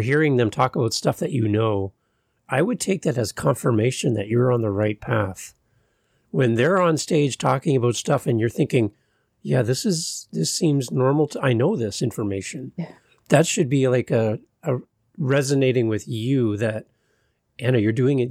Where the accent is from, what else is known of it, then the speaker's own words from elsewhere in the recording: Canada; as a Canadian